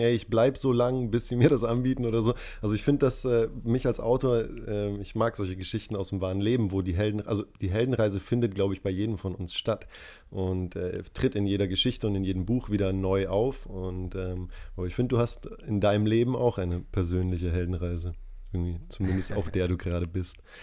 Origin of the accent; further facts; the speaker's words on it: Tanzania; moved away; ich bin in Tansania aufgewachsen